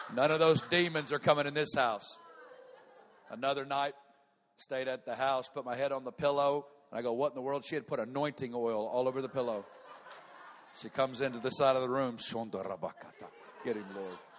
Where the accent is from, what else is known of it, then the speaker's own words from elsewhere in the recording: Northwest Arkansas, United States; moved away as an adult; now in Kansas City, United States; I'm from Northwest Arkansas